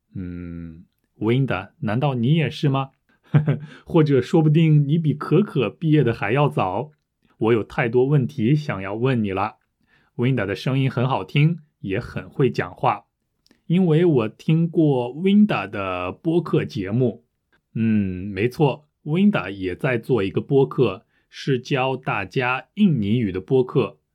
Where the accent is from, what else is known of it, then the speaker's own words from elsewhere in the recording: France; Chinese is a second language; 我是法国人